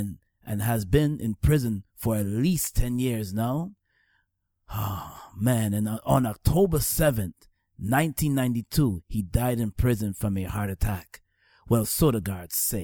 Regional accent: Georgetown, Demerara-Mahaica, Guyana; also born or lived in Staten Island, New York; now in New York, United States; I was raised in All Boys Town. That's a town in Georgetown, Guyana

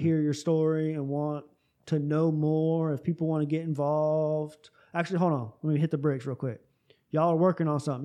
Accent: Tampa, Florida, United States; moved away; Tampa, my hometown

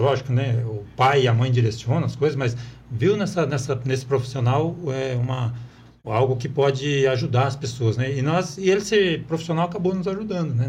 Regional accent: Apucarana, Paraná, Brazil; moved away as an adult; also born or lived in Marilândia do Sul; now in Guaíra, Brazil; eu nasci em Apucarana

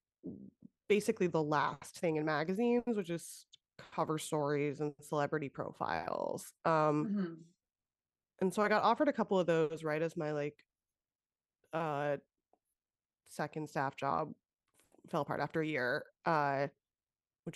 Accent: the Valley, California, United States; I'm from the Valley

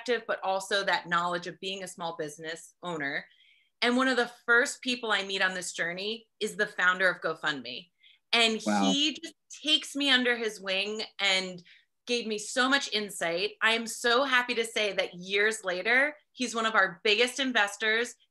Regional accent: New Jersey, United States; now in California, United States; I'm originally from New Jersey, so I have that East Coast work ethic. But I moved out to California

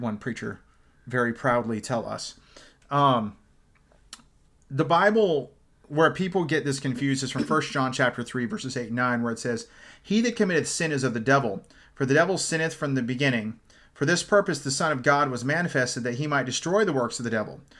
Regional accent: Dublin, California, United States; also born or lived in Fresno, California; I grew up in Dublin. before Fresno, not Ireland, California

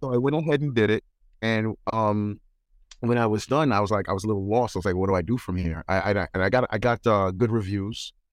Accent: New York, United States; also born or lived in Springfield, Massachusetts; here in New York

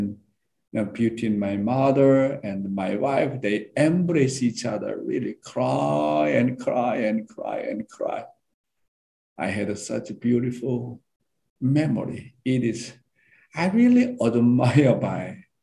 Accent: South Korea; I went down to my hometown

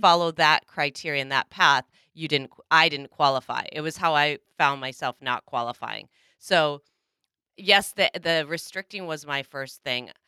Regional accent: Minnesota, United States; my home state, Minnesota

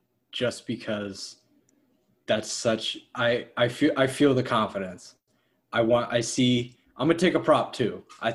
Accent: Kansas, United States; I'm from Kansas, the land of Oz.

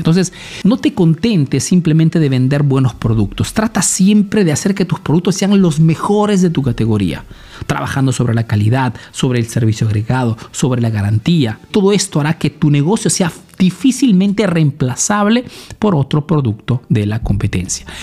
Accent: Peru; now in Italy; soy un emprendedor peruano que vive ese negocio en Italia

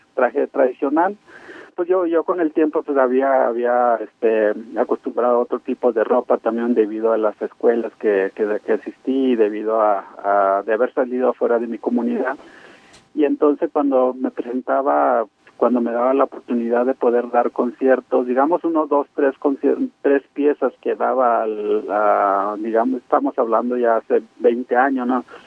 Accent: Rarámuri, Chihuahua, Mexico; tener la sangre rarámuri

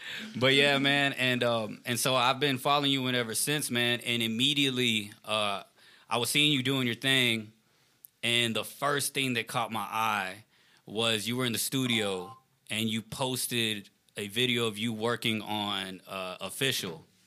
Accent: Richmond, Texas, United States; I'm not even from Houston. I'm from Richmond, Texas, like about 20 minutes away

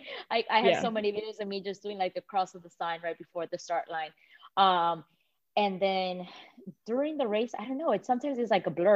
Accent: Miami, Florida, United States; now in Atlanta, United States; growing up in Miami

